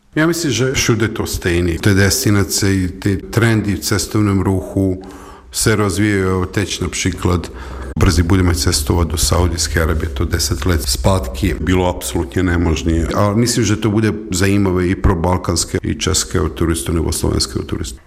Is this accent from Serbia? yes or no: yes; Belgrade, Serbia; Czech is a second language; moved away as an adult; also born or lived in Prague, Czech Republic; jsem Srb a narozen Bělehradu